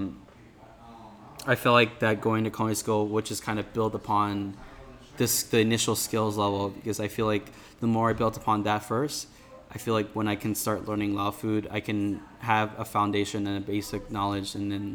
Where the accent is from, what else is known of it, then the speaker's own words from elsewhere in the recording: Alexandria, Virginia, United States; born and raised in Alexandria, Virginia, Northern Virginia particularly